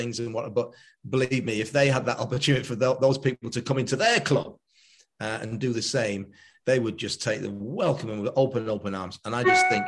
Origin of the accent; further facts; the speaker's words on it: Stockport, North West England, United Kingdom; Stockport County is my hometown.